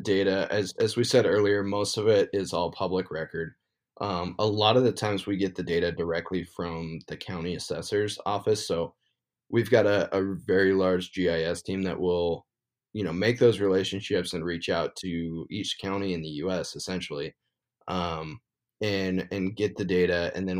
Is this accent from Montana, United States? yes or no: yes; Montana, United States; I've, like I said, born and raised in Montana. It's a super great state to hunt. And so I don't really find myself wandering out of Montana too much unless I draw a good tag.